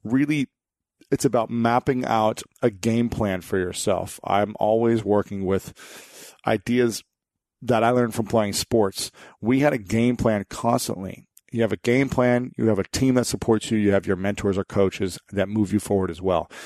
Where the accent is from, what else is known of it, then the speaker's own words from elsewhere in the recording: Ohio, United States; my home state of Ohio